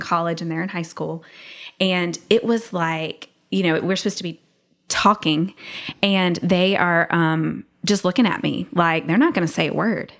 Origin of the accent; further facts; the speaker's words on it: the South, United States; I'm from the South